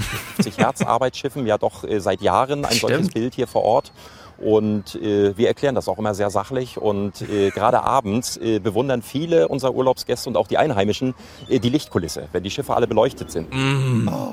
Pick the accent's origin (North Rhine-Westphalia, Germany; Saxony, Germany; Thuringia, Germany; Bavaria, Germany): Thuringia, Germany; Jena; now in Frankfurt, Germany; ich komme ja aus Jena